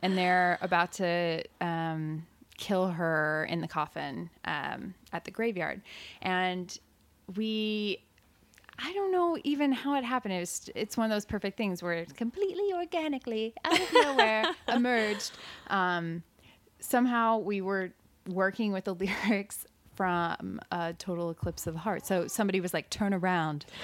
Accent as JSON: {"language": "English", "town": "Evansville", "region": "Indiana", "country": "United States", "tie": "born or raised there", "moved": "as an adult", "said": "I grew up in Evansville and I went to school at Evansville"}